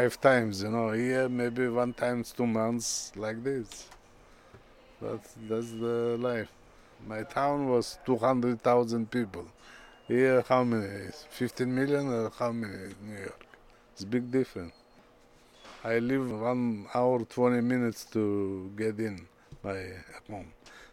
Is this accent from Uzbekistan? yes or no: yes; Uzbekistan; English is a second language; moved away as an adult; I am from Uzbekistan. I come here 60 years old without language, nothing